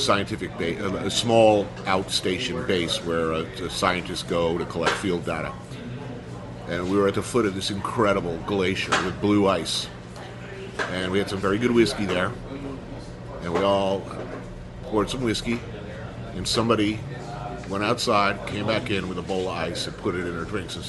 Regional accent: New York, United States; I'm a New Yorker

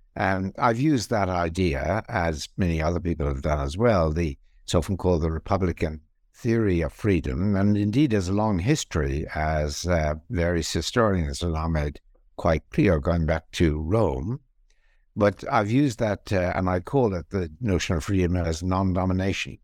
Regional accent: Ireland; moved away as an adult; also born or lived in England / Australia / Princeton, United States; I was born in Ireland. I was also trained in Ireland in philosophy. I moved then to England, where I had some positions there and moved in 1984 to the Australian National University

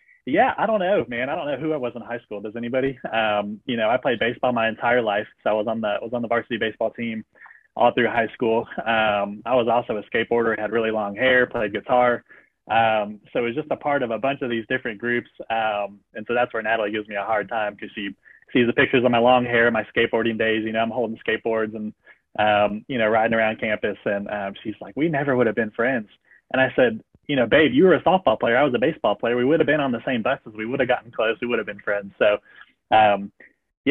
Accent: Cary, North Carolina, United States; moved away as an adult; also born or lived in Alabama; my hometown of Cary, North Carolina

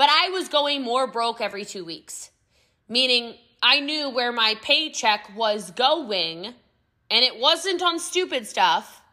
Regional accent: United States; accent: American; I'm American

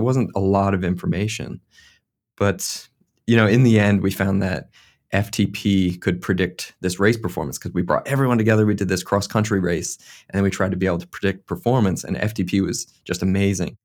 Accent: Eastern United States, United States; moved away as an adult; now in New Zealand; where I grew up on the Eastern U S

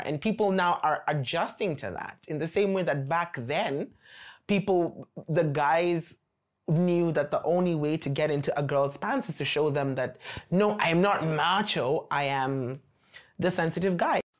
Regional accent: Nairobi, Kenya; moved away as an adult; now in China; I come from Nairobi, Kenya, and I've been in China for four and a half years

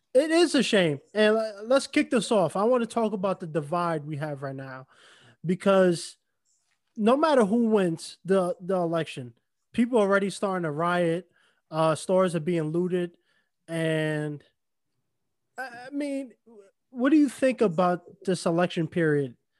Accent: New York, United States; moved away; New York, my, I mean, my hometown

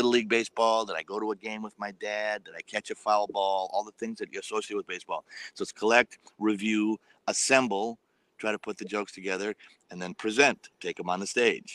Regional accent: Milwaukee, Wisconsin, United States; I grew up in Milwaukee, Wisconsin

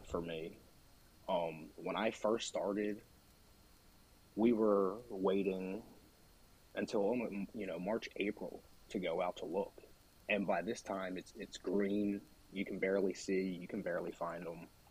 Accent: Delaware, United States; I'm from Delaware. Uh, born here, grew up here my whole life.

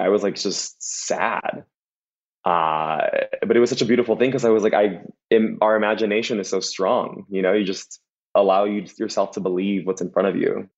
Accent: Los Angeles, California, United States; also born or lived in Boyle Heights, Los Angeles / West Covina, California; now in West Hollywood, United States; I was born in Boyle Heights, which is uh, the city that Vida takes in, uh, and then I grew up in East LA and West Covina, and now I'm currently in West Hollywood

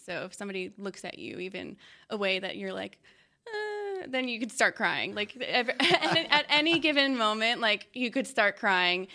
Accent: Long Island, New York, United States; moved away as an adult; now in Dallas, United States; I'm from New York.

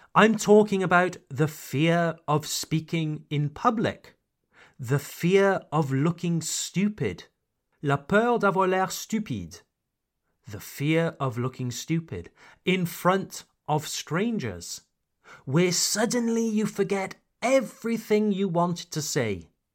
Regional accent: United Kingdom; now in France; I am a British expatriate living in France

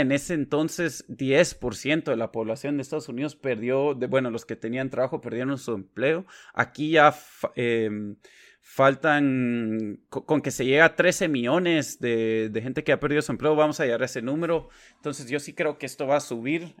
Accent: Guatemala; now in Washington, D.C., United States; crecí y he vivido la mayoría de mi vida en Guatemala

